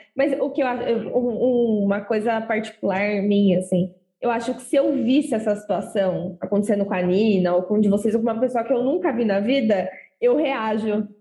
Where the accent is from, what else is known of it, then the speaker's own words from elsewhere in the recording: Osasco, São Paulo, Brazil; moved away as an adult; now in São Paulo, Brazil; eu sou de Osasco, hoje eu moro aqui na Avenida Burguesa Safada